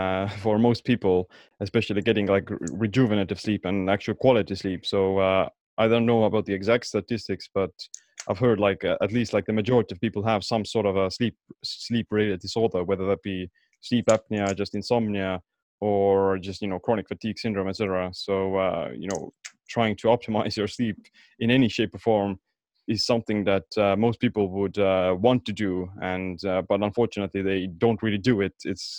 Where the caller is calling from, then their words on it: Estonia; So I'm calling in from Estonia.